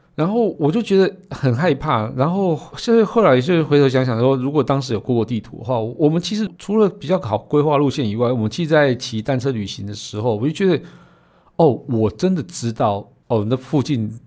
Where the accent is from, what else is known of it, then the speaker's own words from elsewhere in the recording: Yilan County, Taiwan; 我们宜兰人可以一只手撑伞，一只手骑摩托车